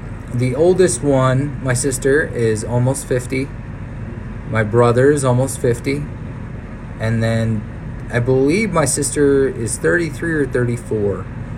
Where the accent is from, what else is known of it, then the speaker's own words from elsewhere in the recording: Boise, Idaho, United States; also born or lived in Clovis, California; So I was born on November 11th, 1993, Clovis, California. I didn't stay there long. We were actually moved up to Boise